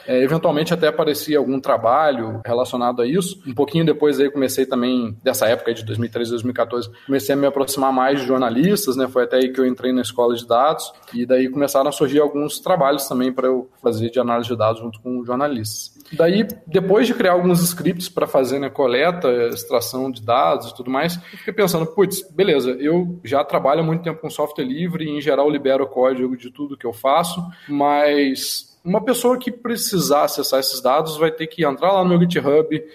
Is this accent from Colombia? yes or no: no; interior of Rio de Janeiro state, Brazil; now in Curitiba, Brazil; Eu moro aqui em Curitiba atualmente, né? Eu sou do interior do Rio